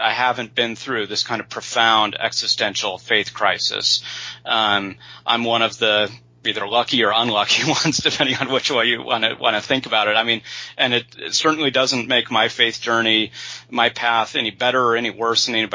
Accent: Utah, United States; moved away as an adult; also born or lived in Indiana / California; Born and raised in Utah

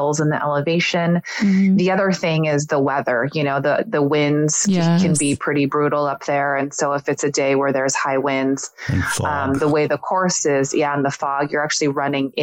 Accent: Redwood City, California, United States; moved away as an adult; now in Southern California, United States; I actually was born and raised in the city where my parents still live today, which is Redwood City, California

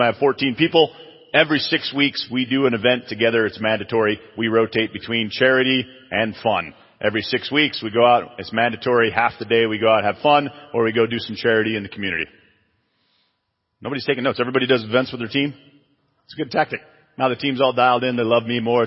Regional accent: Chicago, Illinois, United States; now in San Antonio, United States; I'm from Chicago

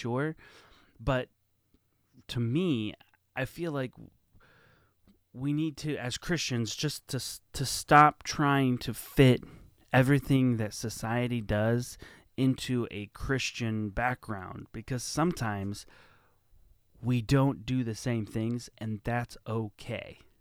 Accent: United States; I grew up in America

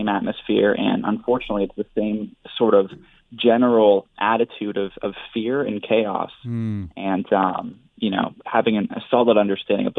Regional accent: Canada; a Canadian, right, as someone born and raised in this country

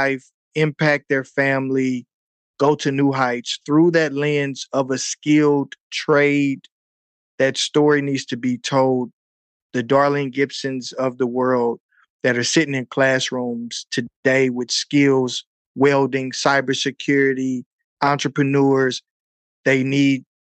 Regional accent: St. Louis, Missouri, United States; I'm from St. Louis, Missouri, so we have all four seasons

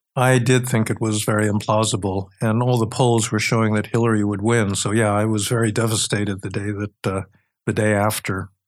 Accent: New York City, New York, United States; I grew up in New York City

